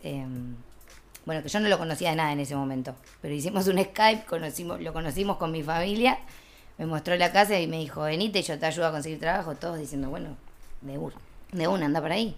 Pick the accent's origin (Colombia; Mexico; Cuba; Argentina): Argentina; now in Barcelona, Spain